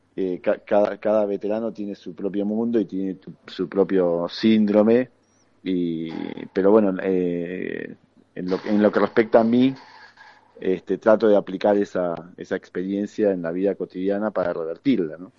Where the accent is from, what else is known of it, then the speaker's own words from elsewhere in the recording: Argentina; uno como excombatiente argentino